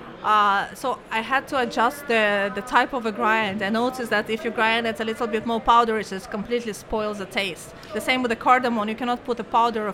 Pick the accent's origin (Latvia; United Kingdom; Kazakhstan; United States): Kazakhstan; moved away as an adult; now in Oman; There is flag of Kazakhstan and flag of Oman